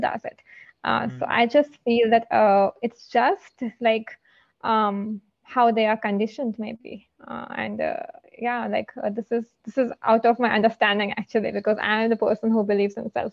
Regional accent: Delhi, India; I hail from Delhi

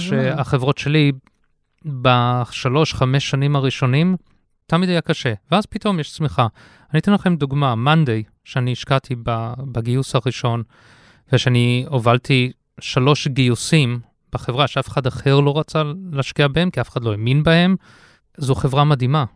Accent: South Africa; moved away as an adult; also born or lived in United States / London, United Kingdom; now in Israel; אני אה, יליד הארץ, עזבתי את הארץ בגיל 6, גדלתי בדרום אפריקה, לכן המבטא

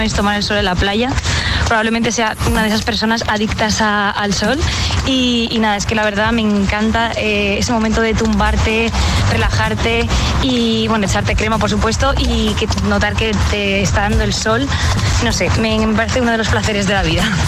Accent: Madrid, Community of Madrid, Spain; de Madrid y, bueno, precisamente porque soy de Madrid

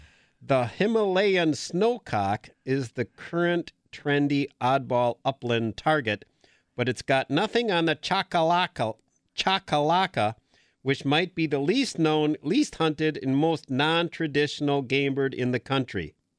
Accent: Green Bay, Wisconsin, United States; when I grew up in Green Bay, we used to have a lot of Huns, Hungarian partridge.

